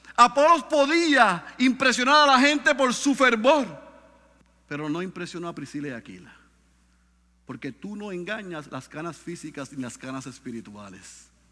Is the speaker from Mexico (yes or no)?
no; Puerto Rico